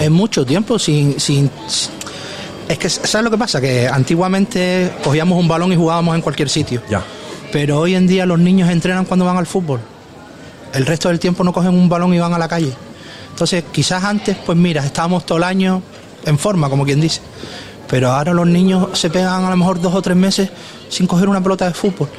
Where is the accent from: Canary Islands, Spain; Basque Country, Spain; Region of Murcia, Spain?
Canary Islands, Spain; Puerto del Rosario; Yo es que soy de Puerto de Rosario, no soy del municipio de La Oliva.